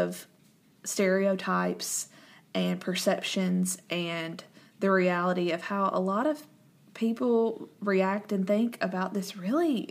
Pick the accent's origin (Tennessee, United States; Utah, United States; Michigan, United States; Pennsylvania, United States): Tennessee, United States; near Nashville; we're from near Nashville.